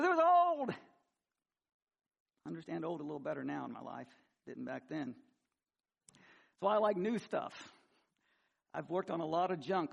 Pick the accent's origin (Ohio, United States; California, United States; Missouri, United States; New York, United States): Missouri, United States; I grew up in Missouri and hillbilly redneck